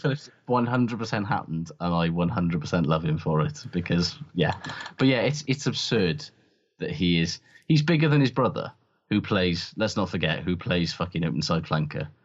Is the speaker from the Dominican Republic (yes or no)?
no; Welsh, Wales, United Kingdom; as a Welsh person